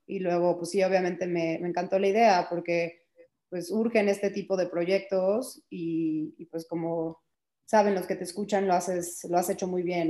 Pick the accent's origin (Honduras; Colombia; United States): United States; also born or lived in Mexico; Crecí en Estados Unidos desde los tres años